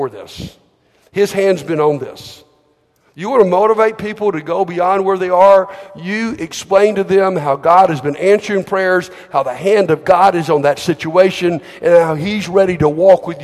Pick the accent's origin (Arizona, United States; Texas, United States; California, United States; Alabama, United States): Alabama, United States; I'm from Alabama